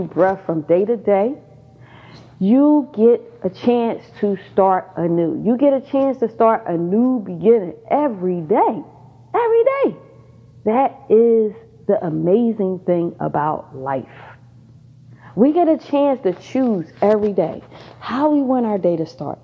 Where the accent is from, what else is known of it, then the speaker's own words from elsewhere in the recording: Pennsylvania, United States; now in Georgia, United States; I just moved back to Georgia. I'm originally from Pennsylvania.